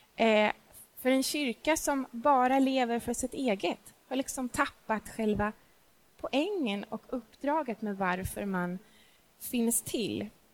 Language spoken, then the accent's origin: Swedish; Stockholm, Stockholm County, Sweden; also born or lived in Småland; jag är inte smålänning, jag är stockholmare, jag älskar min stad